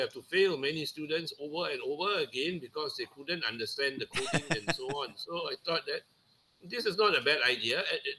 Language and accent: English; Penang, Malaysia; I'm in from Penang, Malaysia.